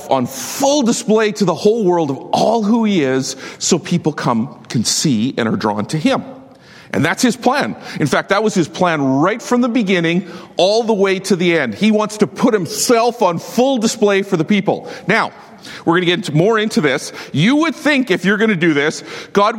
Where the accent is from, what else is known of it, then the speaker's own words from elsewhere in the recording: Saskatchewan, Canada; I'm from Saskatchewan